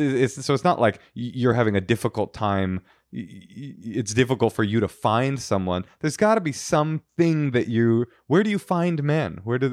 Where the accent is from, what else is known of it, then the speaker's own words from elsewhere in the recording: Canada; I'm Canadian.